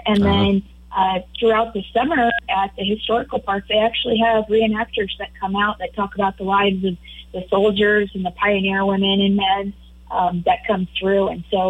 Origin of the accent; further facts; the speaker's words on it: Grand Island, Nebraska, United States; also born or lived in Lincoln, Nebraska / Omaha, Nebraska / North Platte, Nebraska; now in Kearney, United States; So I am a native Nebraskan, born and raised. Grew up in Grand Island, but bounced around the state quite often. So I've lived in Lincoln, Omaha, North Platte, returned to Grand Island a couple of times, and I'm currently in Kearney.